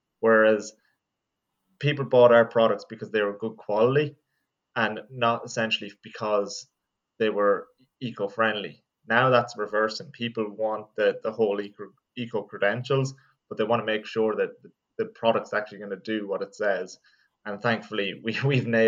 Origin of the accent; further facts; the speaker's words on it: Longford, County Longford, Ireland; moved away as an adult; also born or lived in Carlow; now in Dublin, Ireland; I'm from Longford, and I've been living in Dublin for about the last 5 or 6 years